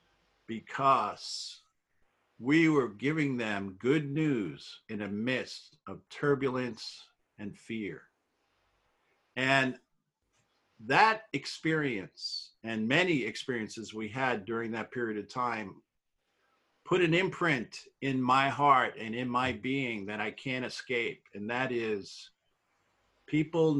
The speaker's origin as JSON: {"language": "English", "region": "New York", "country": "United States", "tie": "born or raised there", "said": "I grew up in New York"}